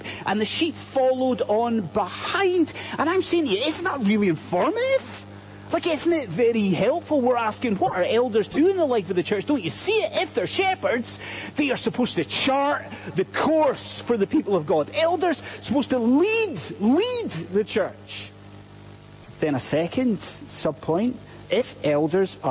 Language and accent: English; Scotland, United Kingdom; I'm Scottish